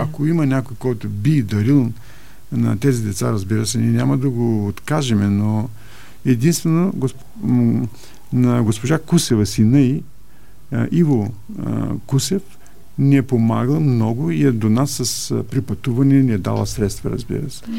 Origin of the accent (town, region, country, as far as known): Bulgaria; now in Germany